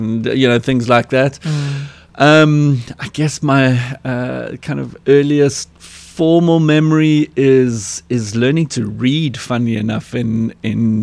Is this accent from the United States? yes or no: no; Cape Town, Western Cape, South Africa; I was born in the Mowbray Maternity Hospital and grew up in the Pinelands area, was schooled in at Westerford in Newlands, attended UCT. So a lot of my early years, my growing up years, were right here in Cape Town.